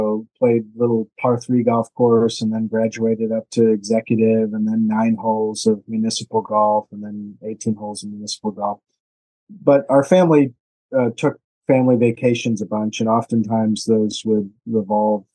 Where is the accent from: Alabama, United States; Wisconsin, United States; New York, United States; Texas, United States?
Wisconsin, United States; Madison; moved away as an adult; also born or lived in Baltimore / Palo Alto, California; I grew up in Madison, Wisconsin